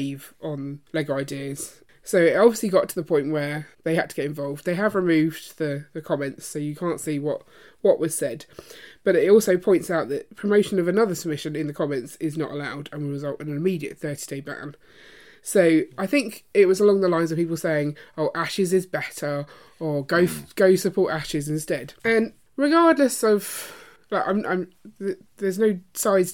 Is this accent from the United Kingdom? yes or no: yes; Croydon, London, United Kingdom; I was brought up in Croydon, and Croydon is in Surrey